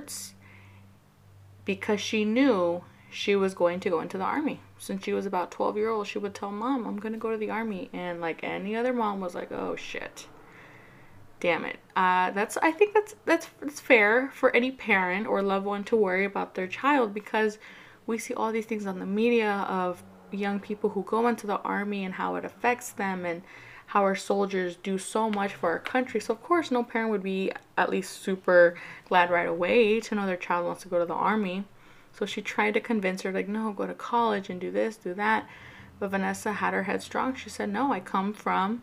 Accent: California, United States; I'm from California. You know, as Californians

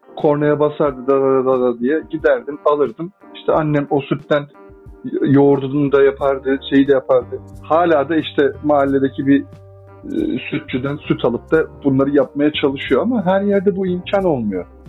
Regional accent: Adana, Turkey; moved away; ben Adana'da büyüdüm. Adanalıyım.

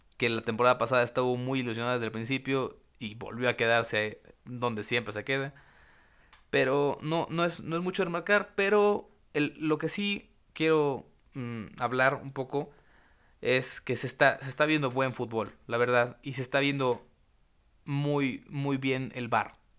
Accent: Mexico; estamos cuidando como mexicanos

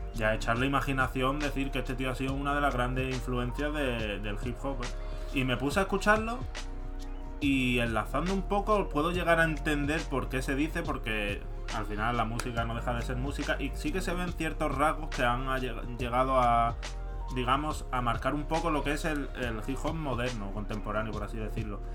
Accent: Madrid, Community of Madrid, Spain; como soy madrileño

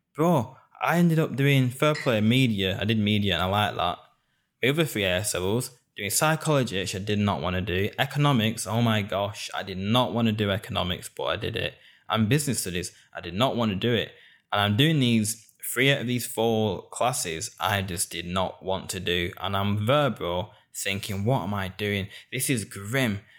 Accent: Bolton, North West England, United Kingdom; also born or lived in Hounslow; born in Hounslow, and I was raised in Bolton. Born in the South, and I was raised up north. Being a northerner in England is a massive part of who I am.

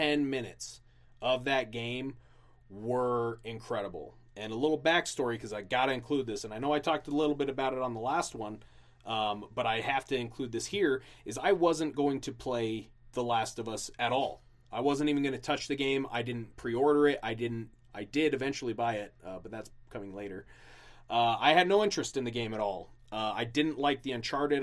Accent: Utah, United States; I grew up in Utah since I was 10

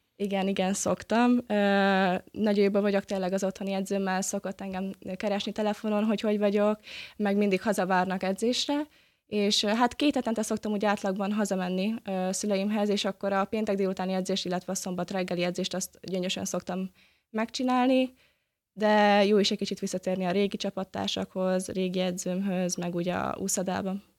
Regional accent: Gyöngyös, Heves, Hungary; moved away as an adult; now in Debrecen, Hungary; a Debreceni Buvárklub versenyzővel egyaránt nőttem fel, mint otthon a gyöngyösiekkel

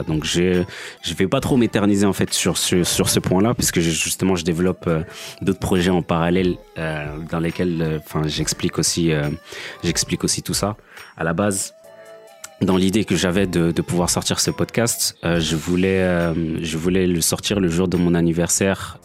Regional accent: France; also born or lived in Kinshasa, DR Congo; j'ai grandi en France, mais je suis né à Kinshasa

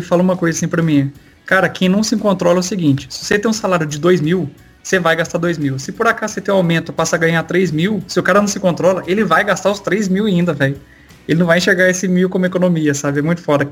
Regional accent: Minas Gerais, Brazil; moved away as an adult; eu sou de Minas, né? E eu sou de uma cidadezinha pequena, cara.

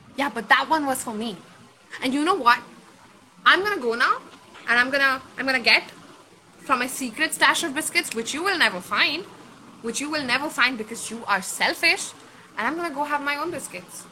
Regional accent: Kolkata, West Bengal, India; my hometown

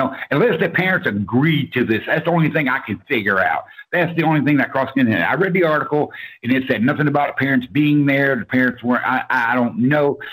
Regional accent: Orlando, Florida, United States; now in Georgia, United States; I was born and raised in Orlando, Florida

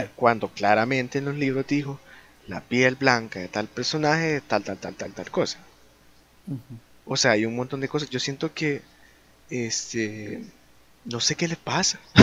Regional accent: El Salvador; somos de El Salvador

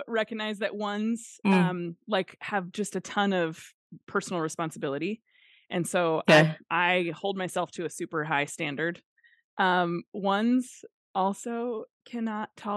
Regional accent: Nebraska, United States; also born or lived in Minnesota; now in Maine, United States; I was born in Nebraska, like flatter than flat Nebraska.

